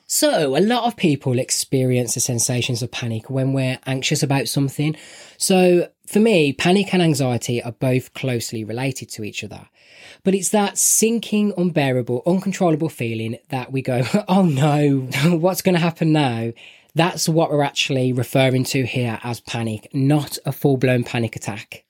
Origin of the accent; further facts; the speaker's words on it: Birmingham, West Midlands, United Kingdom; I'm from Birmingham and my accent is terrible.